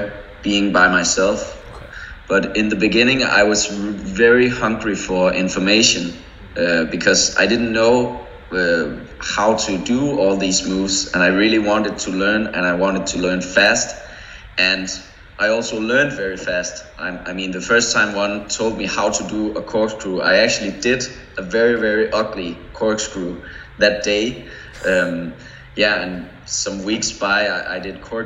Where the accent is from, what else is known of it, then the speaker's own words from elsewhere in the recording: Denmark; I had a trampoline in my garden. Like that's common in Denmark